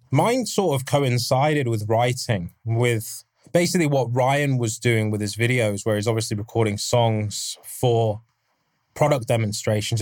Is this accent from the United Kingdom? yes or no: yes; England, United Kingdom; I'm English